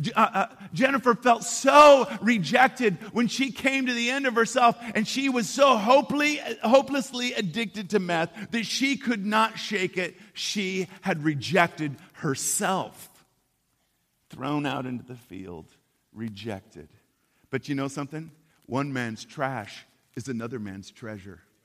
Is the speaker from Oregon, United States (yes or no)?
yes; Portland, Oregon, United States; I'm from Portland, Oregon, and uh, we're a bunch of pagans up there